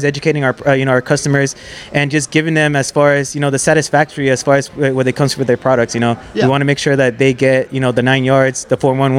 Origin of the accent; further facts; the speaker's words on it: Yuma, Arizona, United States; first language English; we're from Yuma, man.